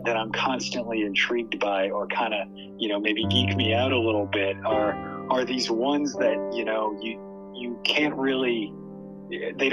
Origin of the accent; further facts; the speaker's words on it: New Orleans, Louisiana, United States; I grew up down in New Orleans